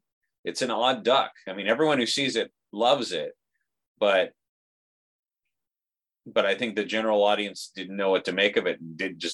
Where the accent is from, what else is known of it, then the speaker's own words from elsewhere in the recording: El Centro, California, United States; my hometown of El Centro.